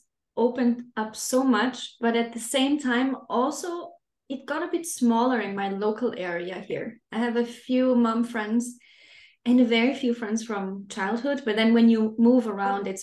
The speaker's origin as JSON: {"language": "English", "country": "Austria", "moved": "as an adult", "lives_now": "Denmark", "said": "I'm not originally from Denmark. I live here with my family. I'm originally from Austria"}